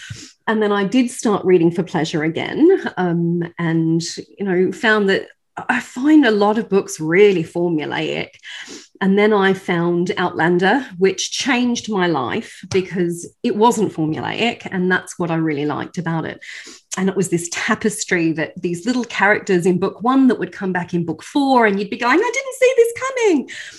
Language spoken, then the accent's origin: English; Australia; accent: not quite Australian; also born or lived in United Kingdom; And I'm, as you can probably tell by my not quite Australian accent, I'm British Australian. So I have both nationalities and both passports. And I've lived in both countries and taught in both countries.